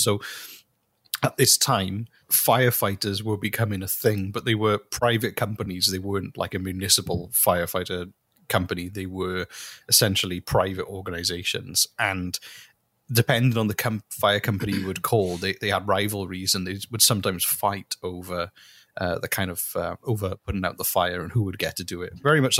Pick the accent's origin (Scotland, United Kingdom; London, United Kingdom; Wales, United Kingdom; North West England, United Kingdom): Wales, United Kingdom; accent: Welsh; my Welsh accent just becomes more Welshy.